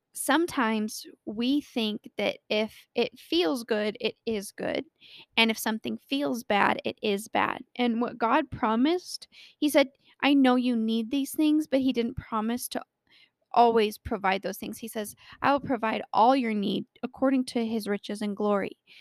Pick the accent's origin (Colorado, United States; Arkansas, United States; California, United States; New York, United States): Colorado, United States; born or raised there